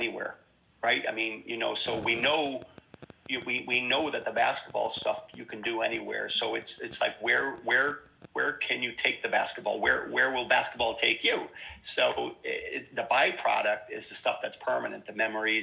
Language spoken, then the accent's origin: English; Scranton, Pennsylvania, United States; moved away as an adult; now in Kinsale, Ireland; I'm from Scranton. We weren't worldly, and you know, leaving the area wasn't something you know, that was highly talked about